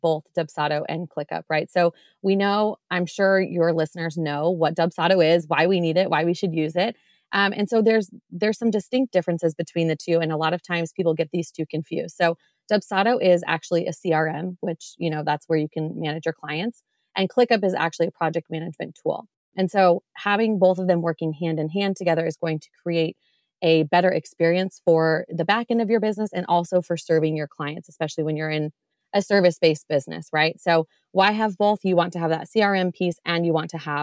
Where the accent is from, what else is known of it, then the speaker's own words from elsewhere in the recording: Iowa, United States; I am from Iowa